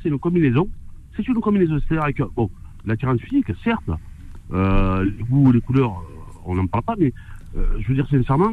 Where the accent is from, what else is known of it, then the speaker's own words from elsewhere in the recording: Marseille, Provence-Alpes-Côte d'Azur, France; en tant que Marseillais